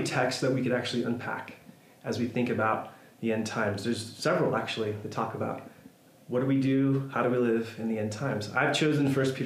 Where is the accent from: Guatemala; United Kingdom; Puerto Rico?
Puerto Rico; Mayagüez; moved away; I made the trek across the island to my hometown in Mayagüez